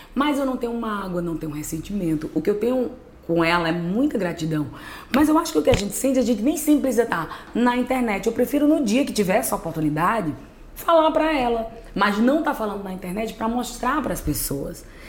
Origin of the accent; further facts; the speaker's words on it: Juazeiro do Norte, Ceará, Brazil; eu sou do Cariri. Muita gente pensa que eu sou de Iguatu, Né? Mas não, sou de Juazeiro do Norte, Ceará, no, no Cariri.